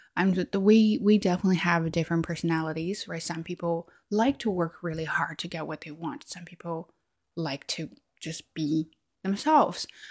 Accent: China; English is a second language; i am chinese i have an accent

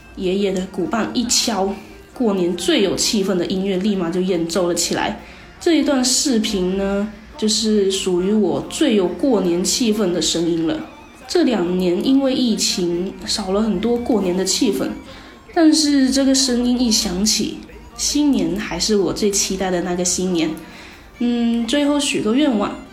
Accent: Chaozhou, Guangdong, China; 我们潮汕地区的人们呢，对于传统节日都是非常注重仪式感的

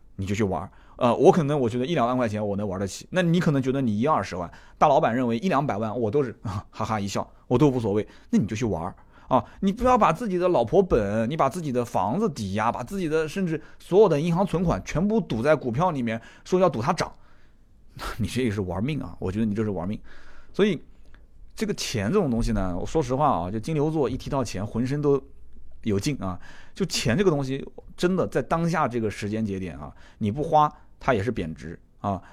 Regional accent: China; 作为一个中国人，懂中国话的

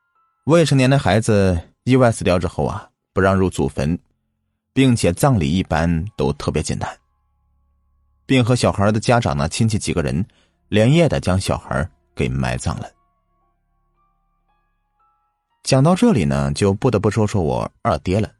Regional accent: Shanxi, China; 我老家呢在山西的晋西北，那里是典型的黄土高原区，著名的走西口啊，指的就是这里。我们这边比较干旱，另外以前的这些人呢，住的都是窑洞。

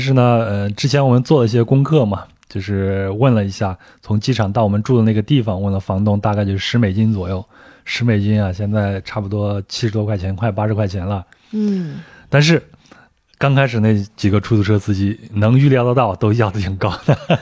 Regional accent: China; 我说从中国过来

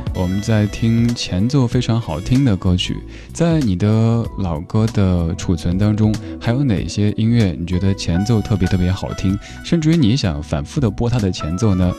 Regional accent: Chengdu, Sichuan, China; 我的家乡成都

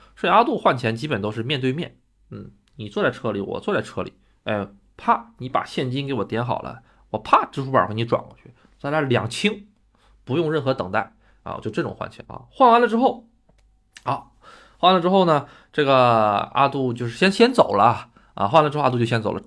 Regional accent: China; now in Japan; 我是中国人

